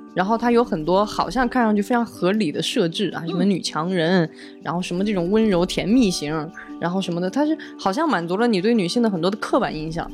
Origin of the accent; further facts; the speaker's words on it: China; 我们中国人非常熟悉的用热水煮